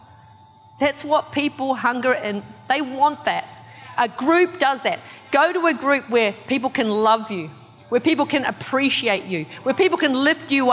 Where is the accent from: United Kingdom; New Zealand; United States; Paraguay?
New Zealand; I'm from New Zealand, so I've came, like, grew up with gangs. Like, there's lots of gangs in the town that I'm from